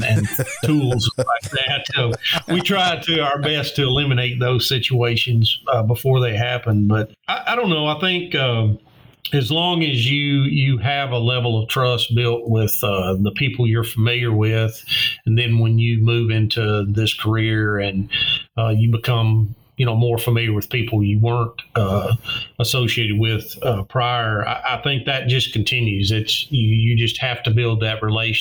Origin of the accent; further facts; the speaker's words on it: Martin, Tennessee, United States; policing in my hometown